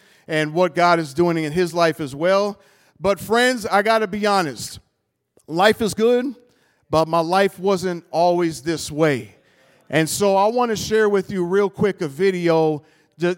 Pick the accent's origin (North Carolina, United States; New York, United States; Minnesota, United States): Minnesota, United States; Minneapolis; now in Rochester, United States; Originally, I was born and raised in North Minneapolis